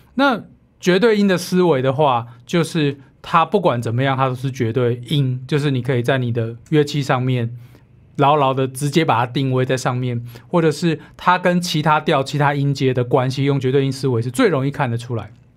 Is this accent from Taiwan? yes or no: yes; Taiwan; 其实我们台湾人都会嘛， 会听得懂一点台语，听得懂英语